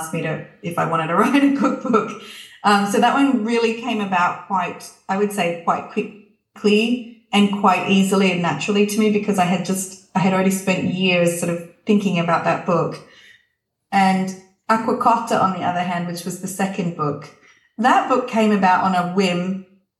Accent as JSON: {"language": "English", "town": "Canberra", "region": "Australian Capital Territory", "country": "Australia", "tie": "born or raised there", "also_born_or_lived": "Tuscany, Italy", "moved": "yes", "lives_now": "Italy", "said": "growing up I grew up in Canberra"}